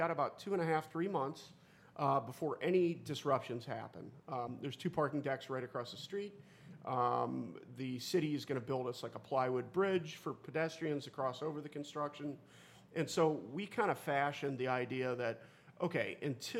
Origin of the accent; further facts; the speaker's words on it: Stow, Ohio, United States; I grew up in Stowe, as Jason did, and so growing up in Stowe, Cauga Falls was our rival.